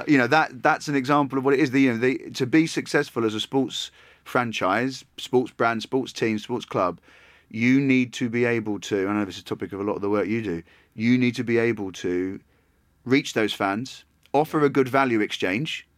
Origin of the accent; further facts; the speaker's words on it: Essex, East of England, United Kingdom; I was born in Essex